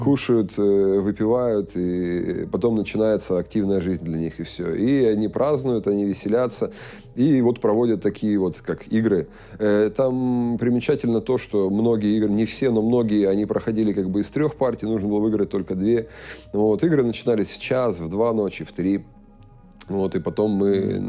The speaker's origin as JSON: {"language": "Russian", "country": "Russia", "also_born_or_lived": "Kazakhstan", "moved": "as an adult", "said": "у нас там в России"}